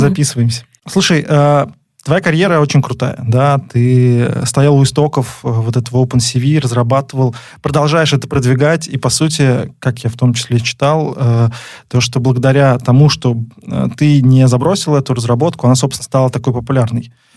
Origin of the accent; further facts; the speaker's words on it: Nizhny Novgorod, Nizhny Novgorod Oblast, Russia; Мы снова записываемся из Нижнего Новгорода. Это наш родной город с Лидой